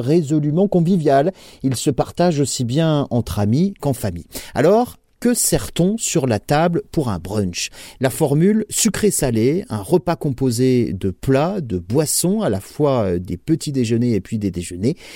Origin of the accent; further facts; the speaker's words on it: France; chez nous, en France